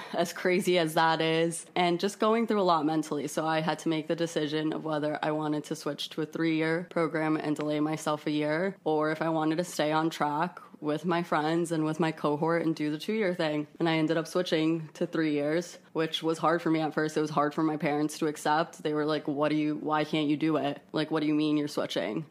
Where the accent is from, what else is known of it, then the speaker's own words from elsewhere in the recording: Miami, Florida, United States; moved away as an adult; now in New York City, United States; I've lived in my a city my whole life, first of all, um, because I'm, I am from Miami.